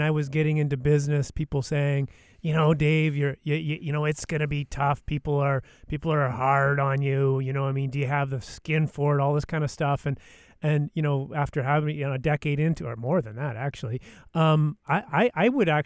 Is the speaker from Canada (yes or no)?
yes; Yukon, Canada; I grew up in the Yukon Territory